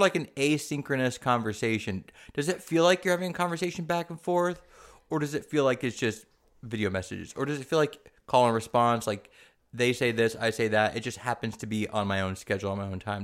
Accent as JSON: {"language": "English", "town": "San Diego", "region": "California", "country": "United States", "tie": "born or raised there", "also_born_or_lived": "Germany", "moved": "yes", "said": "I grew up in San Diego"}